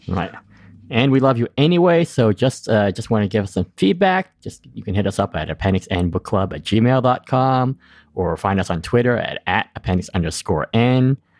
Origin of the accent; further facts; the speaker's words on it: East Coast, United States; I'm you know from the East Coast